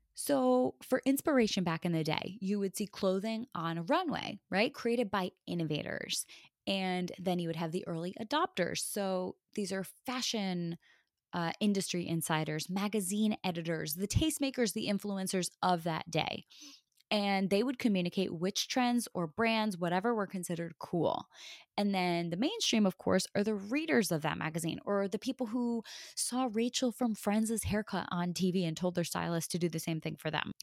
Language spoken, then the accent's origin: English; Connecticut, United States; growing up in Connecticut